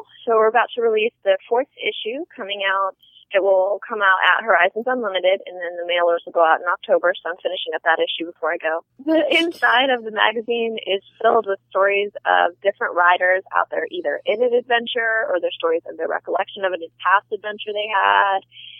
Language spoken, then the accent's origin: English; United States; I never realized people didn't travel the way that I grew up in America. And then I continued to do that as an adult, and most people that I meet out there don't believe that I'm an American because I travel so much.